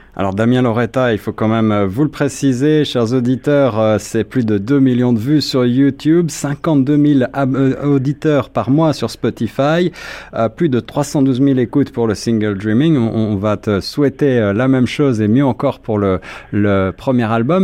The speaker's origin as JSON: {"language": "French", "town": "Toronto", "region": "Ontario", "country": "Canada", "said": "chez nous à Toronto et puis au Québec"}